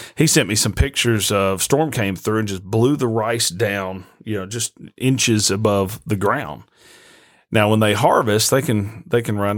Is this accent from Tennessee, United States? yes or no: yes; Nashville, Tennessee, United States; moved away as an adult; also born or lived in Arkansas; now in Jonesboro, United States; I grew up in Nashville.